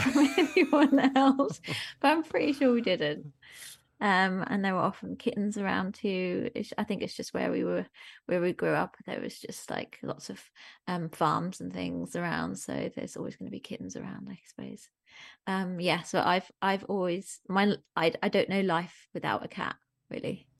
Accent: Germany; moved away; I grew up in Germany

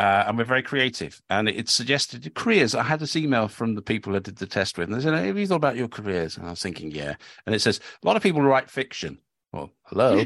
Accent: Cambridge, East of England, United Kingdom; when I was an idealistic teenager growing up in Cambridge

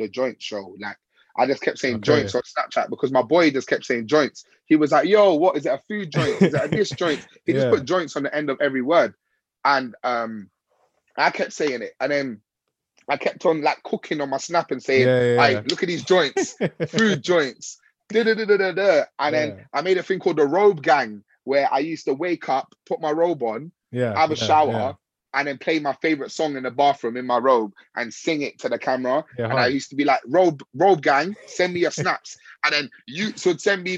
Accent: London, United Kingdom; I grew up in West. I didn't grow up in East London where grime was very prominent

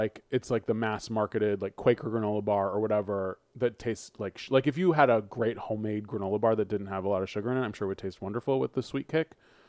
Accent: Berkeley, California, United States; I am from Berkeley.

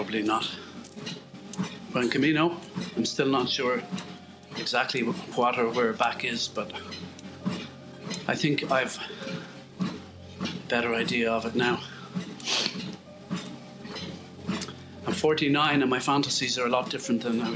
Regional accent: west of Ireland, Ireland; as we say in the west of Ireland

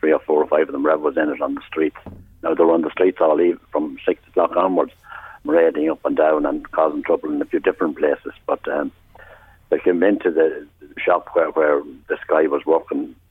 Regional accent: Navan, Leinster, Ireland; our town, my town, everyone's town that's born and bred in Navan

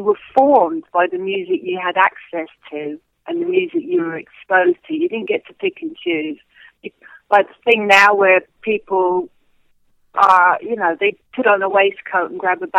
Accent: London, United Kingdom; growing up in London and working in London

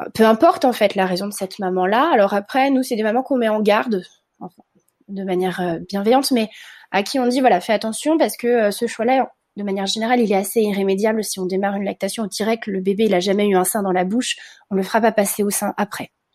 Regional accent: France; comme chez nous en France

